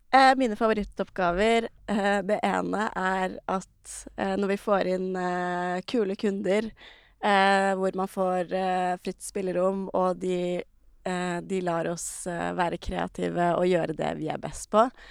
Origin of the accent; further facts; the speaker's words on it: Re, Vestfold, Norway; Jeg er fra Re, som eh, ikke er like lite som Jømna, men eh, ikke så stort heller